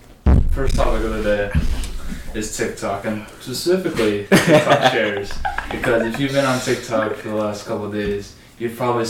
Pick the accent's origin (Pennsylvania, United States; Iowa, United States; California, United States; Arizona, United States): Arizona, United States; we're both from Arizona.